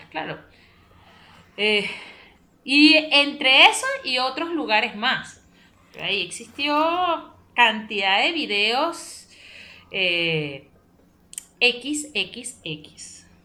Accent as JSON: {"language": "Spanish", "country": "Venezuela", "said": "lo que pasa es que nosotros somos muy cerrados. Eh, o sea, como país o como sociedad venezolana, a veces somos un poquito más, más cerrados mentalmente."}